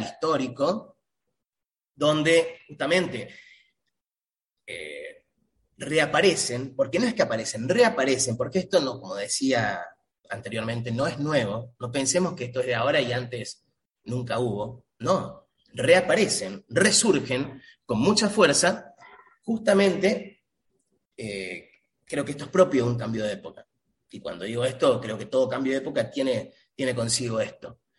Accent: Argentina; Argentina, por ejemplo, de donde provengo, de donde soy, donde aún vivo

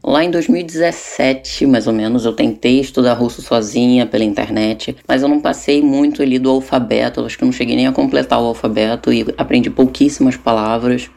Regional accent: São Gonçalo, Rio de Janeiro, Brazil; moved away as an adult; also born or lived in Niterói; now in Kazan, Russia; nasci lá em Niterói, mas fui criada em São Gonçalo, no Rio de Janeiro

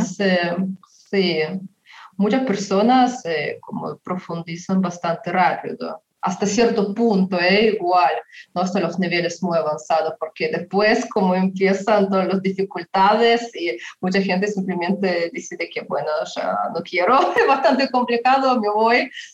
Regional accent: Yoshkar-Ola, Mari El, Russia; Spanish is a second language; yo nací en una ciudad chiquita que se llama Yashkarala

